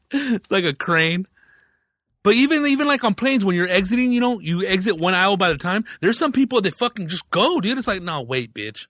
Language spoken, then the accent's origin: English; Riverside, California, United States; I grew up in Riverside